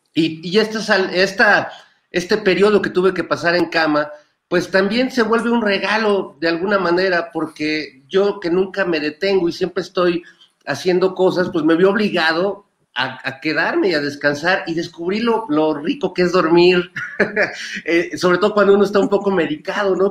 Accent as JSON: {"language": "Spanish", "country": "Mexico", "said": "vivir la transformación de una sociedad mexicana muy costumbrista"}